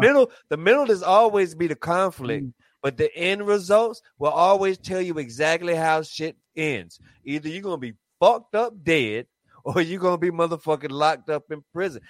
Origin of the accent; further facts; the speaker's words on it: Raleigh, North Carolina, United States; I'm from North Carolina